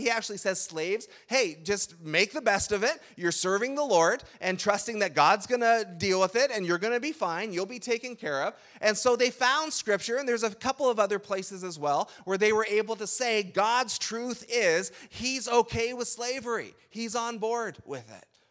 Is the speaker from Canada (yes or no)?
yes; Canada; in Canada, we tend to borrow Thanksgiving